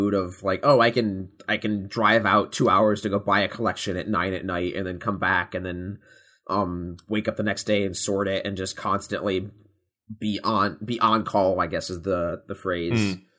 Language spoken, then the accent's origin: English; New York, United States; I'm from New York